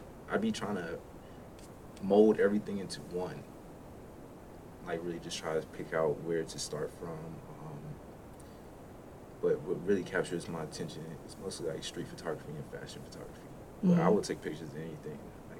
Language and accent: English; Washington, United States; now in Greensboro, United States; I am raised no more because I moved down here a while back, but I'm from Washington, and moved down to NC probably some time ago now.